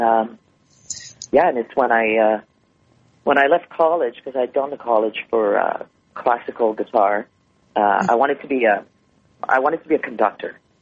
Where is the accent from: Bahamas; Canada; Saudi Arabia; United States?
Canada; Montreal, Quebec; Montreal is my hometown